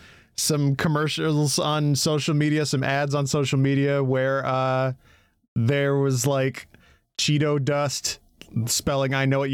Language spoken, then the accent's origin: English; Michigan, United States; I'm from Michigan